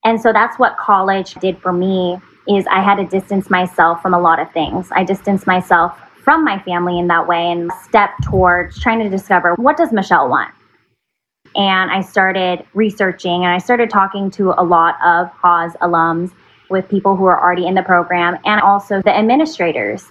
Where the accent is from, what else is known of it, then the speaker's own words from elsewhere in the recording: Fremont, California, United States; also born or lived in San Francisco, California; I'm from Fremont, California. I was born in San Francisco and I'm a Bay Area gal. I've been living in the Bay Area all my life